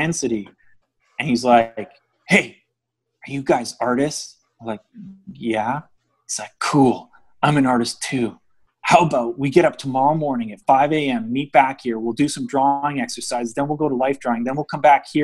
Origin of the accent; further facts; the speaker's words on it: just outside of Vancouver, British Columbia, Canada; also born or lived in Ontario; I grew up here, I grew up just outside of Vancouver